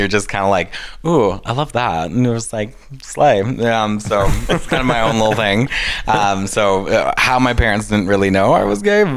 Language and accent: English; Grande Prairie, Alberta, Canada; also born or lived in South Africa; I was born in Grand Prairie.